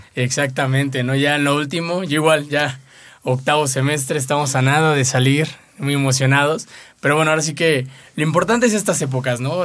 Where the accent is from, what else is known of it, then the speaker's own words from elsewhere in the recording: Cancún, Quintana Roo, Mexico; moved away; also born or lived in Monterrey, Nuevo León; yo soy de Cancún, Quintana Roo. Y bueno, originario de Monterrey, pero me crié ahí toda mi